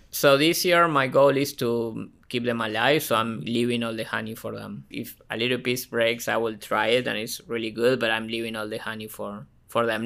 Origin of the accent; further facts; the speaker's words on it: Argentina; now in Ohio, United States; I was born and raised in Argentina